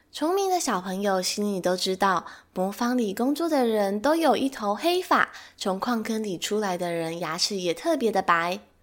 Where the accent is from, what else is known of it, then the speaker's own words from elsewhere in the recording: Taiwan; 身为台湾人的我